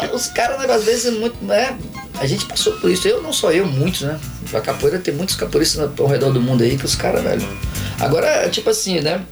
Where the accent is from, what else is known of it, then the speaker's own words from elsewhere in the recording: Itabuna, Bahia, Brazil; moved away as an adult; also born or lived in São Paulo / San Diego / Las Vegas; now in Portland, United States; Aí eu vivi minha vida inteira aqui, né? Eu sou itabunense